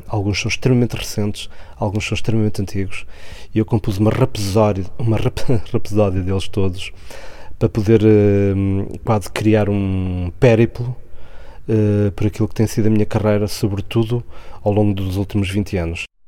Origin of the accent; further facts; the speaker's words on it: Caramulo, Viseu, Portugal; moved away; o espaço onde eu nasci e cresci grande parte da minha vida, que foi o Caramulo